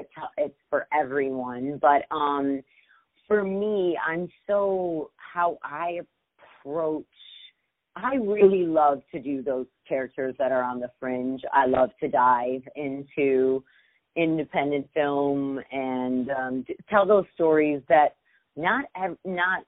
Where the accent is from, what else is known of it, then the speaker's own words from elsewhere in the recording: Michigan, United States; also born or lived in Brooklyn, New York; I grew up mostly in Michigan, but I was born in Brooklyn